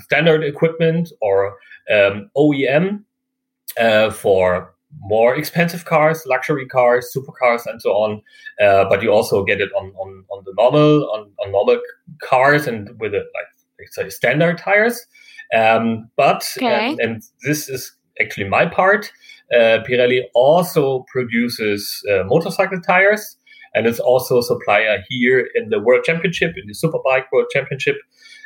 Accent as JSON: {"language": "English", "country": "Germany", "said": "I'm actually from Germany"}